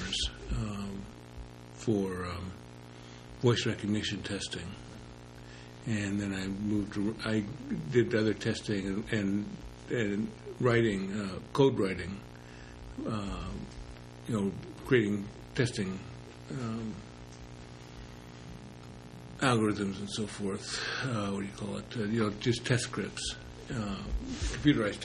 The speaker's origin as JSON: {"language": "English", "town": "Los Angeles", "region": "California", "country": "United States", "tie": "born or raised there", "also_born_or_lived": "Sunnyvale, California / Portland, Oregon", "moved": "as an adult", "lives_now": "Oregon, United States", "said": "I was born in Los Angeles. I grew up in East LA until I was 12, and then Silicon Valley, before it was Silicon Valley, Sunnyvale, California, until I was 18"}